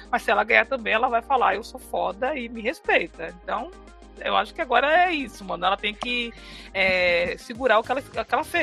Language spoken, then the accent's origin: Portuguese; Northeast Region, Brazil; porque a gente é do Nordeste.